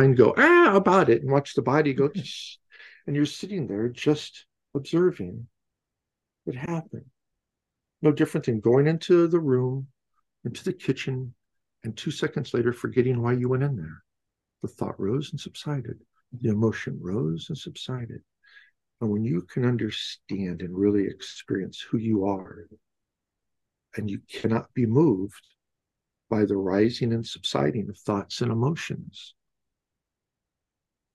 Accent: Midwest, United States; I was born in the Midwest back in early 60s

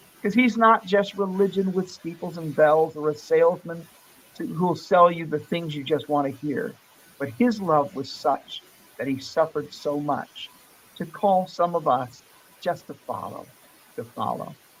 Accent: Vero Beach, Florida, United States; also born or lived in Fort Pierce, Florida / New Port Richey, Florida; I'm from uh, Fort Pierce, Florida. That's where I was born, yeah. but I grew up in a, in Vero Beach, Florida

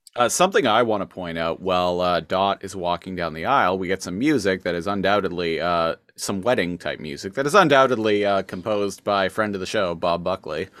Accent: Canada; I'm Canadian

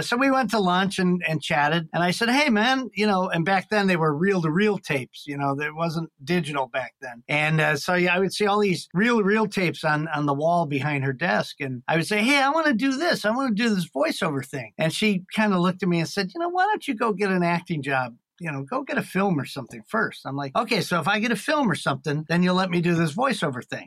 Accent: Gurnee, Illinois, United States; moved away as an adult; also born or lived in Chicago; now in Los Angeles, United States; I'm originally from the Chicago area. I grew up on a farm in a little town called Gurnee, Illinois

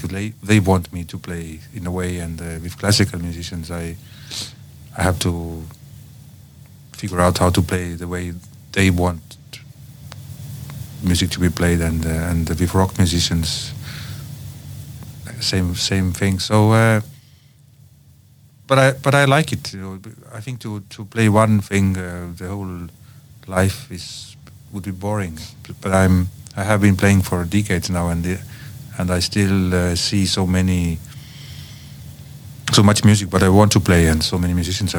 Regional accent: Tallinn, Harju County, Estonia; also born or lived in Copenhagen, Denmark; I come from Tallinn, Estonia

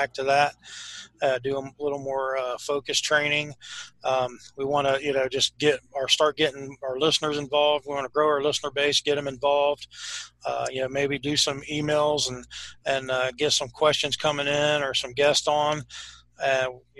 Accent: Ohio, United States; we're from Ohio. We're in Ohio

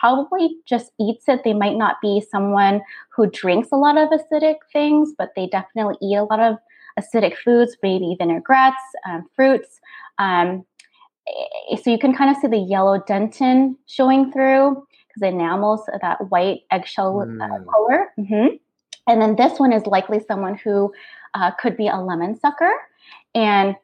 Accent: North Dakota, United States; I grew up calling it in North Dakota.

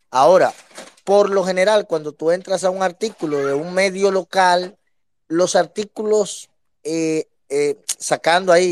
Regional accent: Dominican Republic

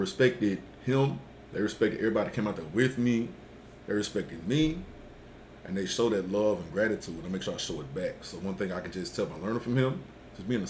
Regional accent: Columbus, Mississippi, United States; I grew up in Columbus, went to school at Caledonia High School.

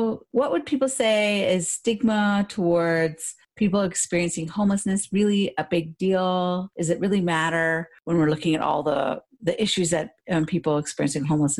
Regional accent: Port Elgin, Ontario, Canada; also born or lived in Toronto; When I moved from Port Elgin to Toronto in 1994

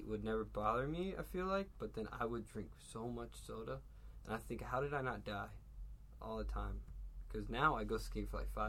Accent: Fort Myers, Florida, United States; moved away; also born or lived in La Vergne, Tennessee; where I grew up in Fort Myers, Florida

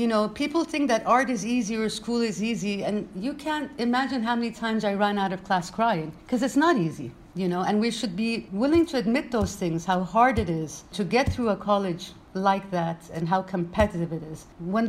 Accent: Manama, Capital Governorate, Bahrain; also born or lived in Brooklyn, United States; from Manama, Brooklyn, New York, Bahrain.

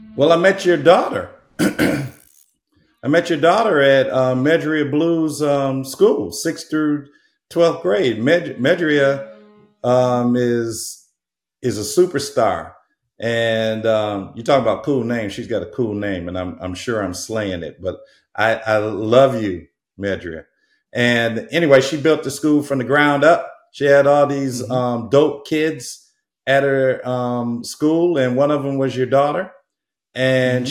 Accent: Muskegon, Michigan, United States; moved away as an adult; also born or lived in Chicago, Illinois / Hawaii / Portland; now in Southern California, United States; I was born in Muskegon, um, which is right where Lake Michigan is, and and um, the actual community is Norton Shores

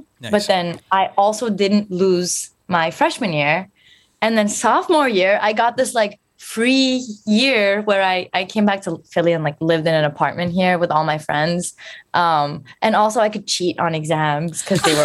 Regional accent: Istanbul, Turkey; also born or lived in London; now in Philadelphia, United States; I am born and raised from Turkey, Istanbul. And then I lived in London for a few years

